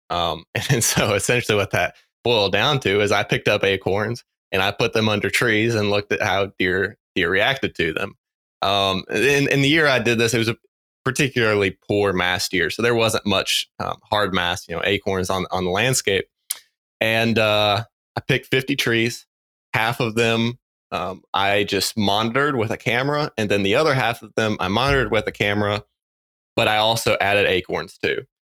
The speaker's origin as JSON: {"language": "English", "region": "North Carolina", "country": "United States", "tie": "born or raised there", "also_born_or_lived": "Mississippi / Indiana", "moved": "as an adult", "said": "growing up in North Carolina"}